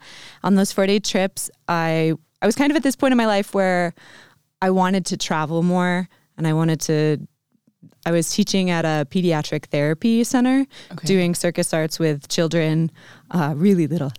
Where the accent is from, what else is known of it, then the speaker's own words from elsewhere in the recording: Vermont, United States; also born or lived in Chicago; So I'm from the U.S. Mm-hmm. I'm from Vermont originally.